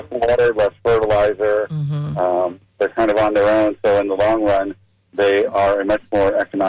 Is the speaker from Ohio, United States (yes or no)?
no; Pinellas County, Florida, United States; I grew up in Pinellas County